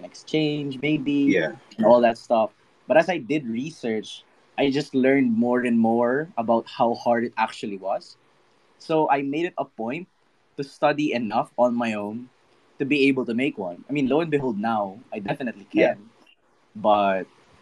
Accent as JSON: {"language": "English", "country": "Philippines", "said": "I'm from the Philippines"}